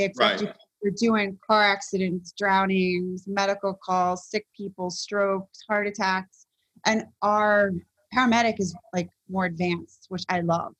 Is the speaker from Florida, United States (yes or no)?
yes; Florida, United States; also born or lived in Worcester, Massachusetts; Originally, I'm from Worcester, Massachusetts, which is west of Boston, Massachusetts. But I grew up in South Florida, more Broward.